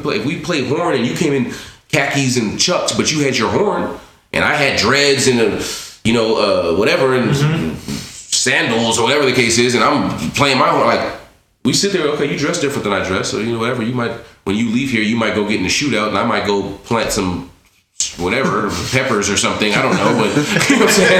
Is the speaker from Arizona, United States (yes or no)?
no; Los Angeles, California, United States; MERS and I come from the same neighborhood. So we grew up in Miss City together. We went to Santa Monica College together.